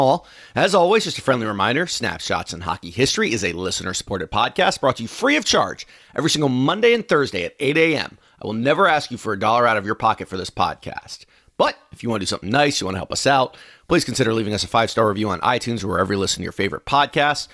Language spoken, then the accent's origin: English; United States; I'm from Washington